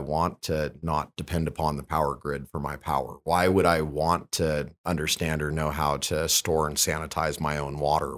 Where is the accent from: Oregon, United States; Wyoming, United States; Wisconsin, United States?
Wyoming, United States; Lander; I grew up in Lander, Wyoming, in a family where, you know, self-sufficiency and, and self-reliance is, is just something that you did